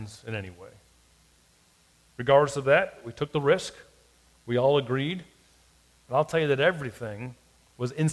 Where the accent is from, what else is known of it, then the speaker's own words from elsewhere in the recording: South Florida, United States; now in Hattiesburg, United States; I grew up in South Florida